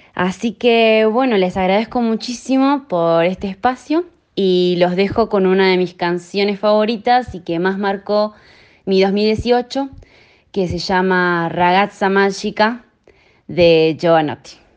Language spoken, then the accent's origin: Spanish; San Carlos de Bariloche, Río Negro, Argentina; moved away as an adult; also born or lived in Comodoro Rivadavia / Buenos Aires / Menton, France; now in Monaco; Soy argentina, nací en Comodoro Rivadavia y crecí en Bariloche.